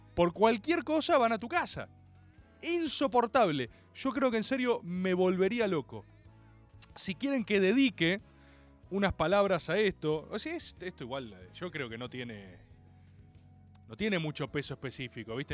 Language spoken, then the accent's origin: Spanish; Argentina; como argentino y como abogado